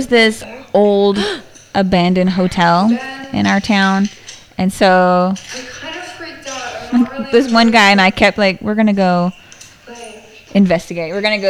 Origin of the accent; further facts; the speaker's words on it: Paris, Texas, United States; moved away; I spent a good chunk of my young life in Paris, Texas.